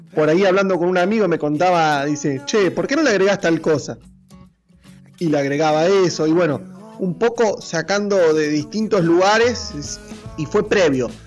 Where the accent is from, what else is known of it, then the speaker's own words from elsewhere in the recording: Argentina; also born or lived in Chivilcoy, Buenos Aires Province, Argentina; En la ciudad de Chivilcoy, en la provincia de Buenos Aires, en mi país Argentina.